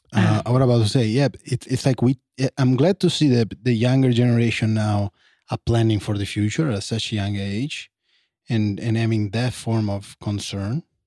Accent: Italy; moved away; I grew up in Italy

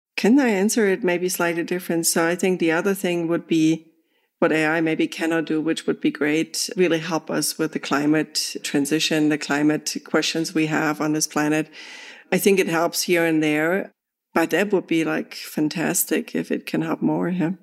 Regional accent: Germany; moved away; I'm from Germany.

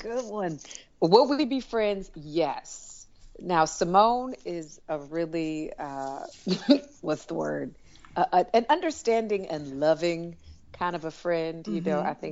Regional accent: Detroit, Michigan, United States; moved away; also born or lived in Washington, D.C.; I grew up in Detroit. I went to school in D.C.

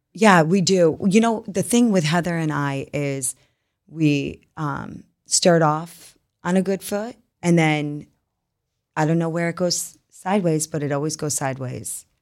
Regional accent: New York, United States; moved away; also born or lived in Utah; born and raised in New York

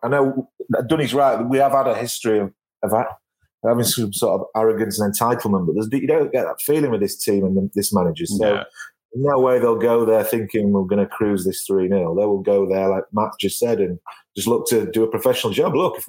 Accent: Yorkshire and the Humber, United Kingdom; I'm from Yorkshire.

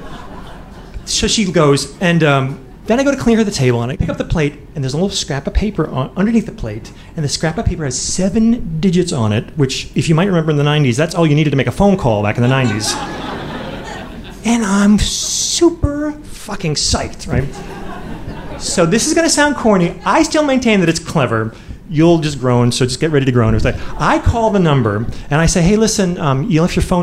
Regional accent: Midwest, United States; moved away as an adult; also born or lived in Boston; I'm from the Midwest

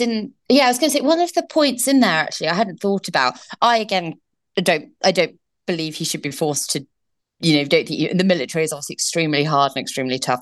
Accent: United Kingdom; accent: British; moved away as an adult; now in United States

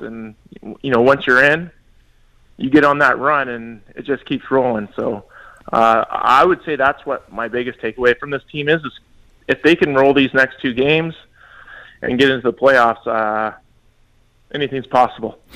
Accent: British Columbia, Canada; moved away; in BC, which is my hometown

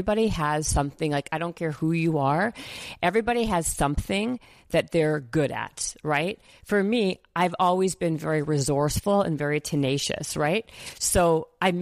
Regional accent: Winnipeg, Manitoba, Canada; moved away as an adult; now in United States; I'm from Winnipeg, a small town in Canada

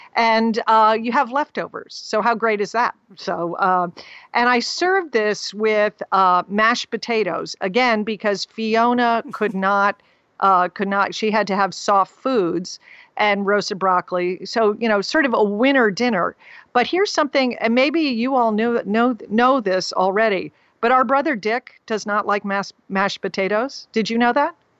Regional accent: Texas, United States; I told him I was from Texas

